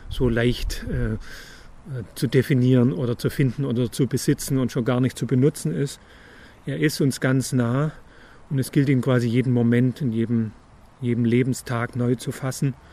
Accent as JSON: {"language": "German", "town": "Ulm", "region": "Baden-Württemberg", "country": "Germany", "tie": "born or raised there", "also_born_or_lived": "Tübingen", "moved": "yes", "lives_now": "Münchhausen, Germany"}